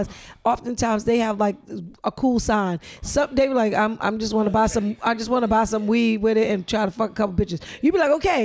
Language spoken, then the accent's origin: English; New York City, New York, United States; moved away; I'm from New York